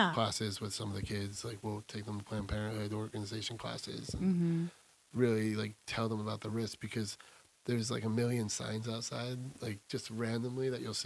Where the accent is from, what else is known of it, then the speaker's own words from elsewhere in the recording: Montrose, New York, United States; also born or lived in Valhalla, New York; I grew up in Montrose, but I was born in Valhalla